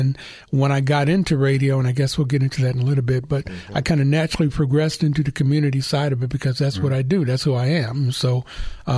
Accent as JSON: {"language": "English", "town": "Atwater", "region": "California", "country": "United States", "tie": "born or raised there", "said": "growing up in Atwater"}